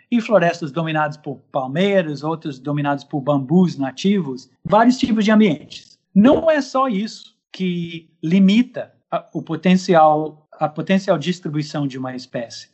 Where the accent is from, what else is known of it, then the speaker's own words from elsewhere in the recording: United States; Portuguese is a second language; moved away as an adult; now in Manaus, Brazil; eu sou de fora, eu sou dos Estados Unidos. Cheguei na Amazônia em 87, com 25 anos de idade